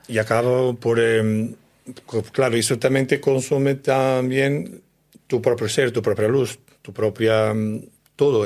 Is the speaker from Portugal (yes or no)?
yes; Portugal; Spanish is a second language; now in Spain; yo soy de Portugal, de un pueblo muy pequeño